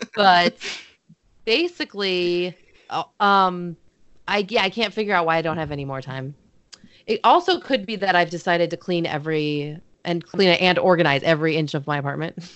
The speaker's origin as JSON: {"language": "English", "region": "Midwest", "country": "United States", "said": "I'm from the Midwest"}